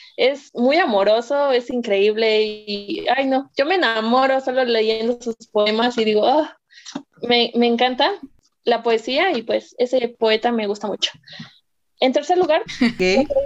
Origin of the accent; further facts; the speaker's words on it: Mexico; soy mexicana